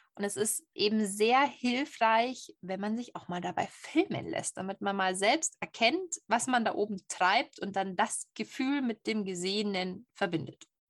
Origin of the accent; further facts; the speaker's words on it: Bavaria, Germany; ich als waschechte Bayerin